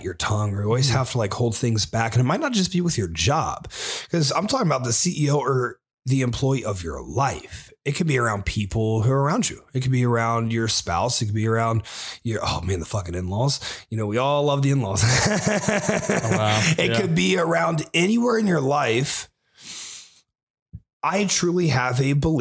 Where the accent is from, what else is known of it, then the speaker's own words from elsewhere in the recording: Springfield, Ohio, United States; moved away; I'm from Springfield, Ohio